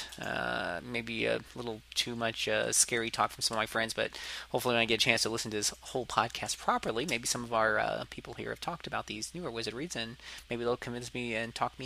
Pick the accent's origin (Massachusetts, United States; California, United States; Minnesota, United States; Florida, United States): Florida, United States; accent: southern; I am from the south, but for some reason people don't consider Florida the south